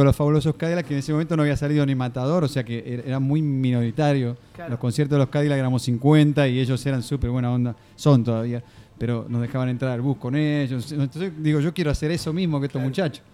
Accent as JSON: {"language": "Spanish", "town": "Mar del Plata", "region": "Buenos Aires Province", "country": "Argentina", "said": "yo soy de Mar del Plata"}